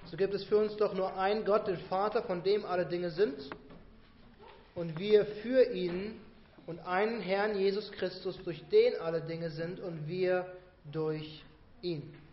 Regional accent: Bavaria, Germany; Seht ihr, ich bin in Bayern auf dem Dorf aufgewachsen.

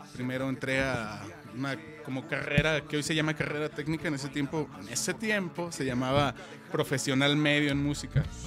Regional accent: Guadalajara, Jalisco, Mexico; Yo soy de aquí, de Guadalajara.

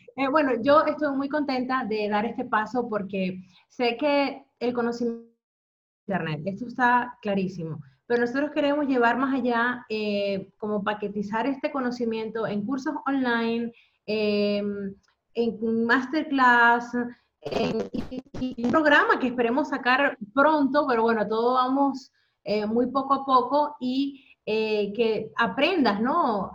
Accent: Venezuela; also born or lived in Spain / United Kingdom; now in Netherlands; yo soy venezolana

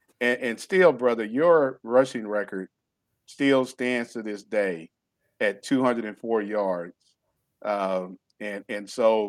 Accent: Hobbs, New Mexico, United States; our hometown of Hobbs

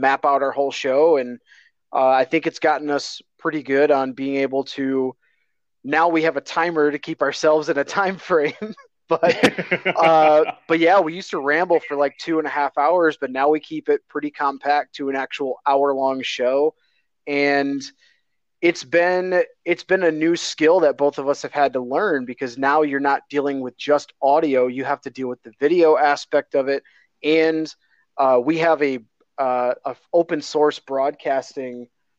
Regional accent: Michigan, United States; I grew up in Michigan, so I'm a big Detroit fan all the way around

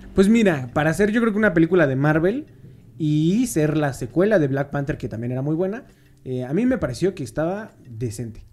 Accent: Mexico; somos mexicanos

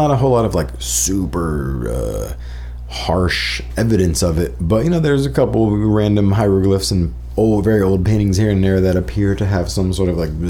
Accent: Plant City, Florida, United States; moved away; also born or lived in Winter Park, Florida; having come from the family that I did, which was incredibly redneck, very country. I was born in Plant City, Florida.

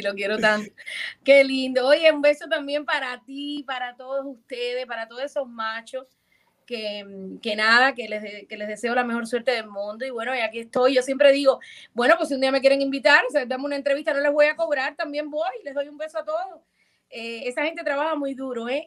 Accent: Ciego de Ávila, Cuba; moved away as an adult; also born or lived in Mexico City, Mexico; now in United States; mi pueblo Ciego de Ávila

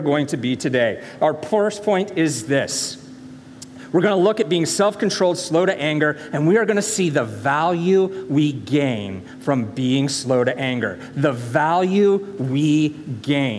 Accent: the South, United States; moved away; I am from the South

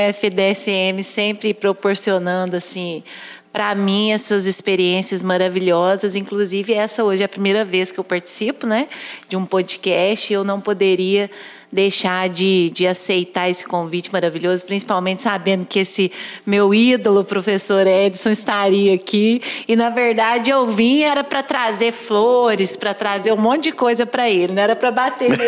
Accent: Perdões, Minas Gerais, Brazil; Eu sou de Perdões, também sul de Minas, estou a 200 quilômetros daqui de Pouso Alegre.

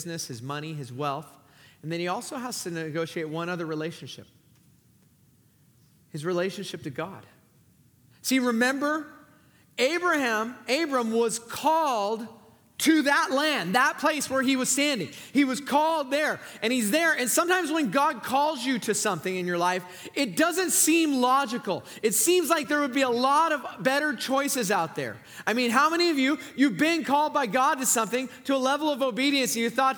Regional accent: Southern California, United States; now in Fresno, United States; I'm from Southern California.

